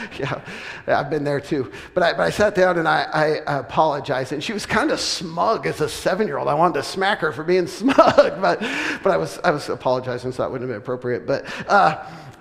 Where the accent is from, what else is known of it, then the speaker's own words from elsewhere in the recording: West Coast, United States; moved away; we're from the West Coast originally